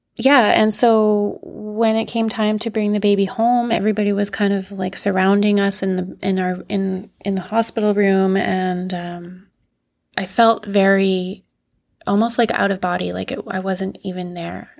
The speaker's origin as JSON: {"language": "English", "town": "Yellowknife", "region": "Northwest Territories", "country": "Canada", "tie": "born or raised there", "also_born_or_lived": "Northern Ontario", "said": "growing up in Yellowknife, um, once I actually ended up staying here"}